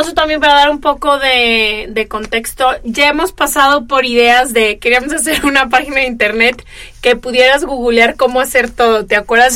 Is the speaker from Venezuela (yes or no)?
no; Guadalajara, Jalisco, Mexico; moved away as an adult; also born or lived in Italy / California / New York; now in Los Angeles, United States; crecí en Guadalajara